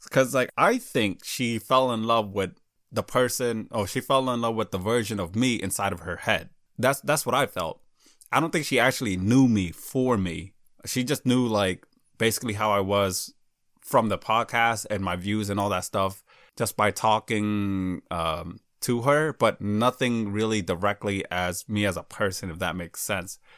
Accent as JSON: {"language": "English", "country": "United States", "tie": "born or raised there", "said": "I was raised in America. I wasn't born here, though"}